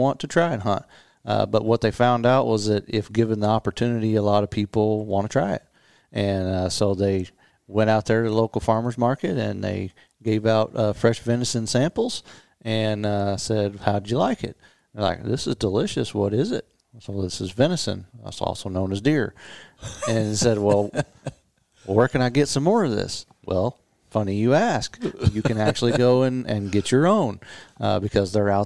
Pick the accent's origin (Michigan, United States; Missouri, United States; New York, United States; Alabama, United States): Missouri, United States; the Ozarks; We essentially grew up in the woods. I might have been born there